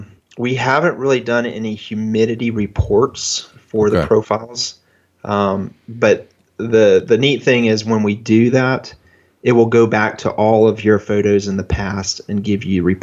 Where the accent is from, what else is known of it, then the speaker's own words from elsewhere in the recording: Rochester, New York, United States; born there; So I was born in 1970 in Rochester, New York.